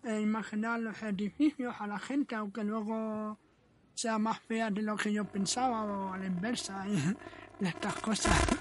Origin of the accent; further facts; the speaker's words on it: Western Sahara; also born or lived in Sahrawi refugee camps; now in Spain; yo soy saharaui, llevo 18 años, años en España, vivo con una familia española